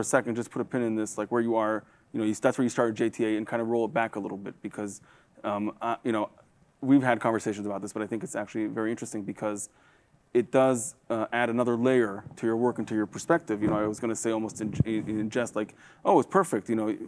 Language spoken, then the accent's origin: English; Israel; now in United States; was born and raised in Israel with American parents